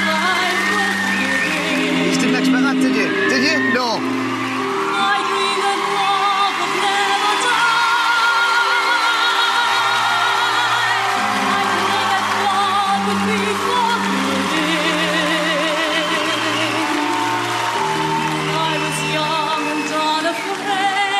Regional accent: Blackburn, Scotland, United Kingdom; I am from Blackburn near Bathgate, West Lothian.

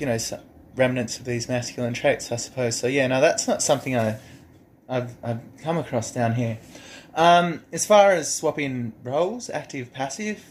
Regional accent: Wagga Wagga, New South Wales, Australia; moved away; I grew up in this rural community and I'm just going to say, I come from Wagga

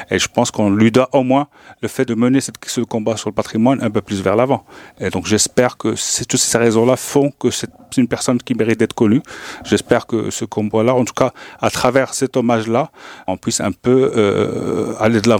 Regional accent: Rabat, Rabat-Salé-Kénitra, Morocco; born there; je ne suis pas né à Casablanca, je suis né à Rabat.

